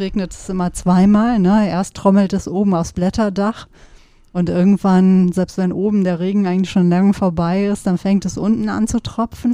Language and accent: German; Sauerland, North Rhine-Westphalia, Germany; now in Cologne, Germany; Ich bin ja im Sauerland groß geworden